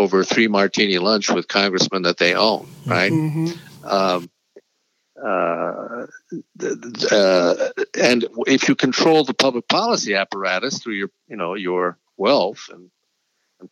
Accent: Wisconsin, United States; elsewhere in Wisconsin, my home state

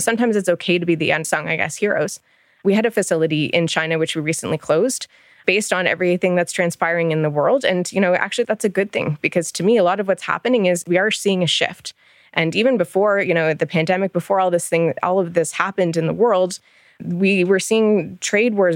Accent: Ontario, Canada; moved away as an adult; also born or lived in Michigan; now in Alberta, Canada; I'm from Ontario originally. My family is still out in Ontario. I grew up there

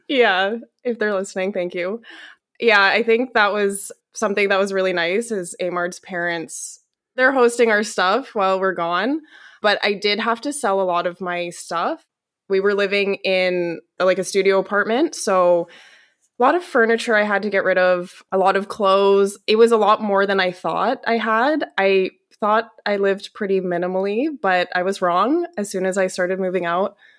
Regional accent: Calgary, Alberta, Canada; moved away as an adult; now in Seville, Spain; I'm originally from Calgary, Alberta, Canada

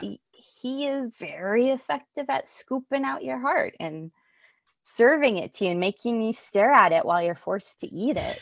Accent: Albuquerque, New Mexico, United States; I grew up in Albuquerque

